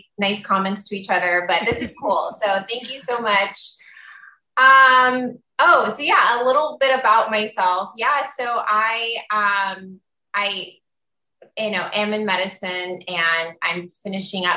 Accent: Tampa, Florida, United States; moved away; my hometown of Tampa, Florida

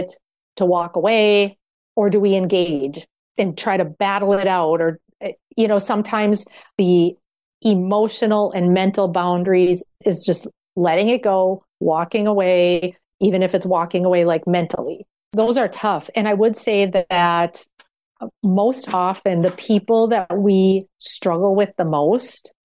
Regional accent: Minnesota, United States; I come from the Minnesota Nice framework

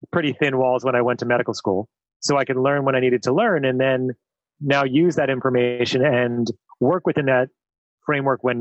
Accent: New Zealand; what I was saying is that as a New Zealander, you're you're known for your risk taking.

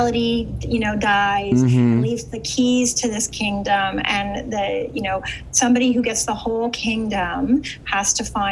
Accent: Canada; I'm from Canada.

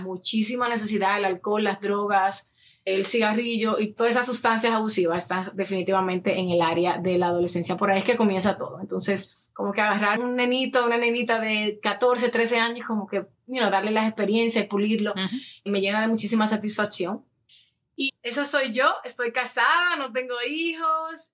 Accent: Dominican Republic; moved away as an adult; now in United States; yo soy dominicana, dominicana de pura cepa, como dicen, nacida y criada en República Dominicana. Llegué a los Estados Unidos a los 18 años

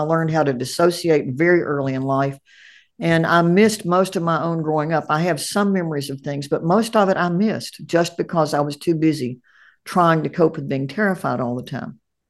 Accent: Appalachia, United States; I grew up in Appalachia. We feel good. We feel bad. That's it.

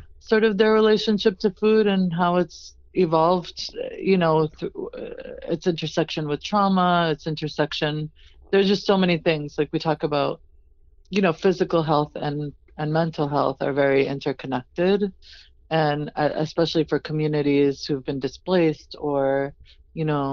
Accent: New England, United States; we grew up in New England

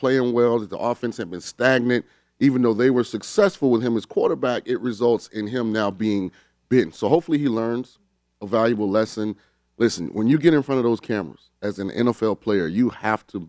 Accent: St. Petersburg, Florida, United States; I'm from St. Petersburg, Florida.

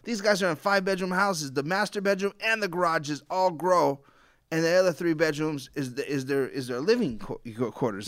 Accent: Southern California, United States; I'm from Southern California

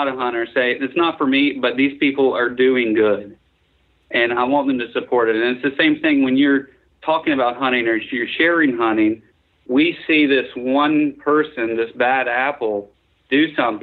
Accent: Western North Carolina, United States; I grew up in Western North Carolina.

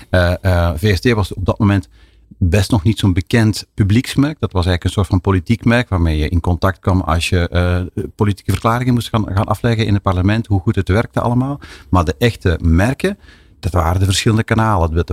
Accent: Belgium; Ja, ik ben gelukkig hebben wij in, in België nog een veel complexer landschap.

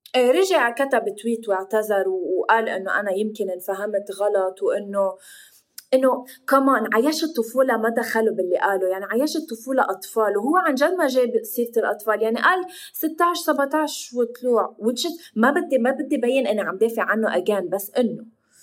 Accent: Lebanon; نحن اللبنانيه

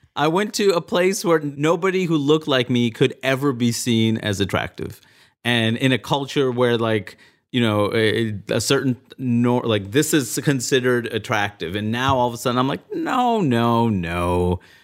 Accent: New York City, New York, United States; moved away as an adult; also born or lived in Maine; I grew up in Queens, New York

